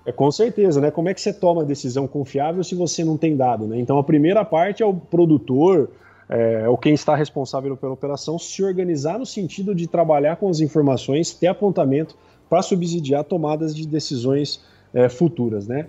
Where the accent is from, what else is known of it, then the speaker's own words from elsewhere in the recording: Piracicaba, São Paulo, Brazil; eu sou de Piracicaba